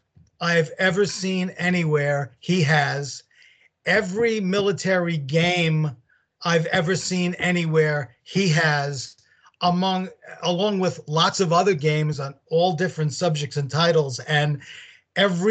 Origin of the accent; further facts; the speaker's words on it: New York City, New York, United States; now in Staten Island, United States; I was raised in Brooklyn